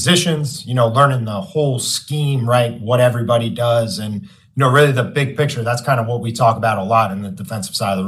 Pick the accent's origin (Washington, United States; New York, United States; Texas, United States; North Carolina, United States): New York, United States; now in Massachusetts, United States; I'm from New York, so I got a bunch of friends back home